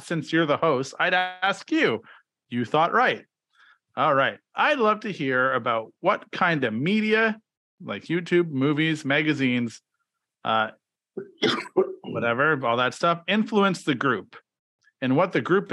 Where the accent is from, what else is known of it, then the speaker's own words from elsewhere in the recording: Regina, Saskatchewan, Canada; I am from Regina, Saskatchewan.